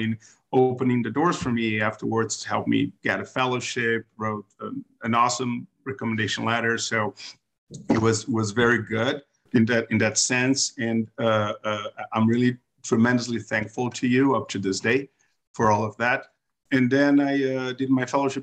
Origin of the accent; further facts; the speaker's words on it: Brazil; moved away as an adult; also born or lived in New York, United States; now in United States; I am from Brazil originally. I went to med school there. I did my internal medicine residency there.